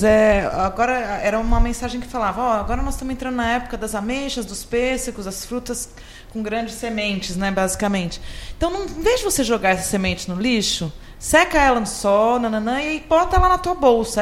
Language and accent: Portuguese; São Carlos, São Paulo, Brazil; moved away; lá na minha terra natal